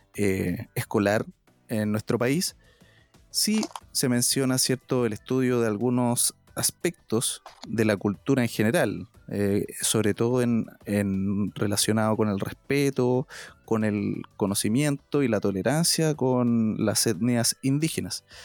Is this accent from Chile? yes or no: yes; Chile